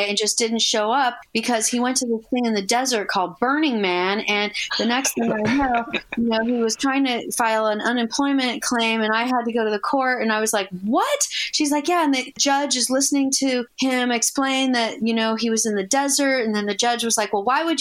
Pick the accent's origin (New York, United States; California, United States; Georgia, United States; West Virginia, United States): California, United States; Los Angeles; I grew up in Hollywood